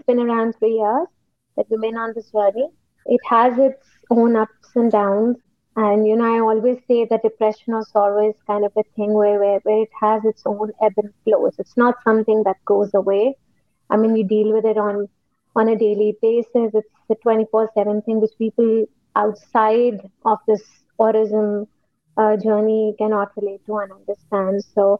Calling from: Lahore, Punjab, Pakistan; I'm calling from Lahore, Pakistan.

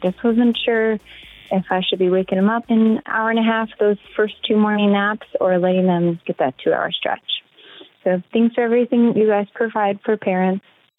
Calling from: California, United States; I'm calling from California.

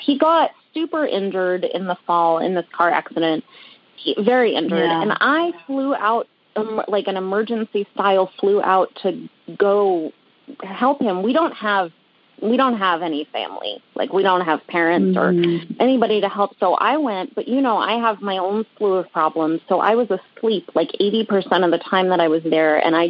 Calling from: Rhode Island, United States; I'm calling from Rhode Island.

